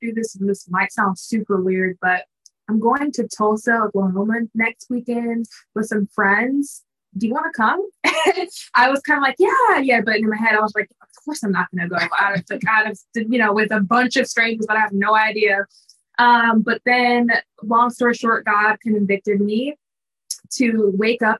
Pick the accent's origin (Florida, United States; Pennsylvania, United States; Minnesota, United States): Minnesota, United States; now in Dallas, United States; I was like newish to the Dallas area because I'm from Minnesota